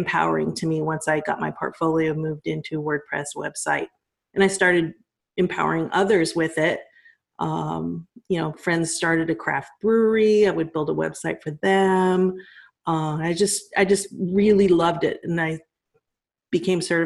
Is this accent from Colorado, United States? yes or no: yes; Colorado, United States; moved away; I'm from Colorado